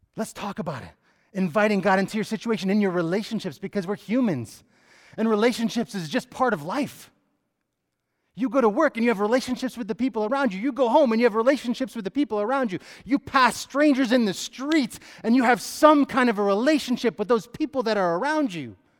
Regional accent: Connecticut, United States; moved away as an adult; also born or lived in Phoenix, Arizona; I grew up in Connecticut.

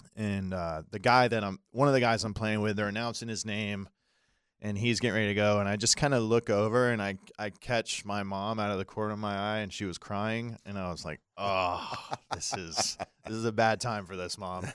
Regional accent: Daytona Beach, Florida, United States; I grew up in Daytona.

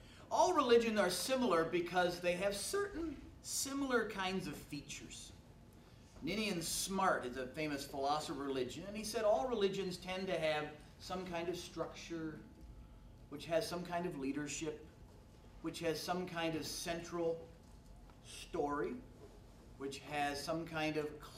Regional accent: Massachusetts, United States; I grew up in Massachusetts. Yep.

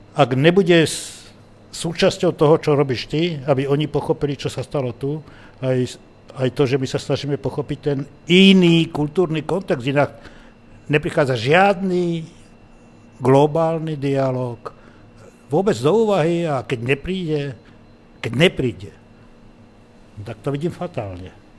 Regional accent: Slovakia; odkiaľ som, ja som povedal, že zo Slovenska

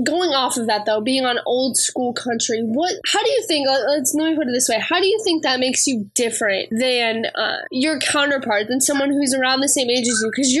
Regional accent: Ohio, United States; now in Tennessee, United States; And I'm from Ohio, so I understand the whole northerner versus southerner thing. I live here in Tennessee, but again, from Ohio.

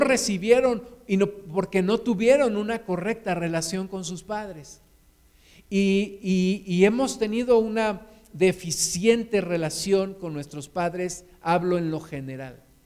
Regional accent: Mexico

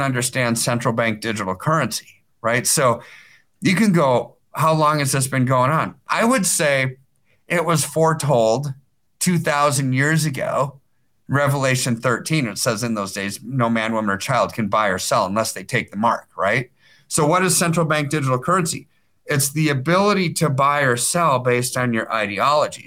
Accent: United States; I'm an American

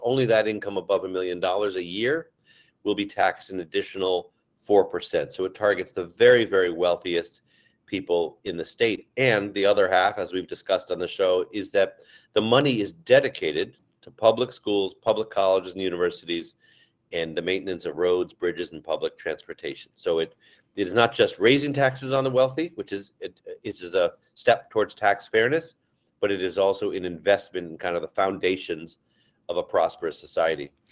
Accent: Amherst, Massachusetts, United States; I'm from Amherst, so we have a little cross river rivalry

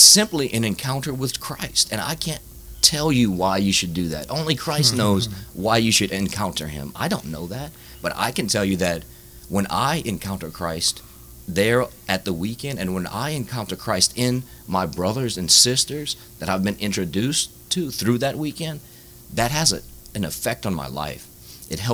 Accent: Baldwin, United States; I grew up in Baldwin, big family, big Catholic

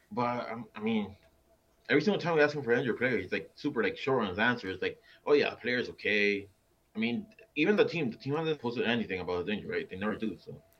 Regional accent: Miami, Florida, United States; I'm from Miami

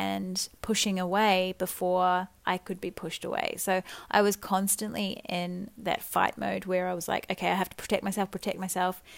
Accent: New Zealand; So I'm a Kiwi girl. I grew up in small town New Zealand

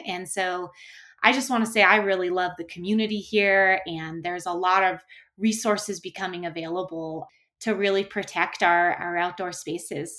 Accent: Bailey, Colorado, United States; moved away as an adult; also born or lived in Alaska; I grew up in a really rural area called Bailey, Colorado

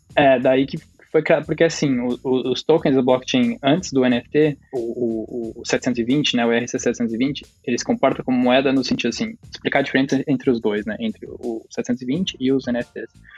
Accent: Curitiba, Paraná, Brazil; also born or lived in Rio de Janeiro; sou de Curitiba

